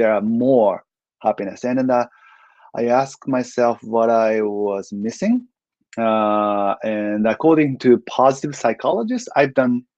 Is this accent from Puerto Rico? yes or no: no; Japan; I'm ethnic Korean. I was born and raised in Japan, but my parents are Korean